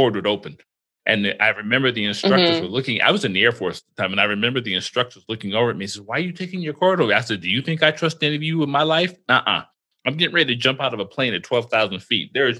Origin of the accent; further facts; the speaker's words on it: Florida, United States; Growing up in Florida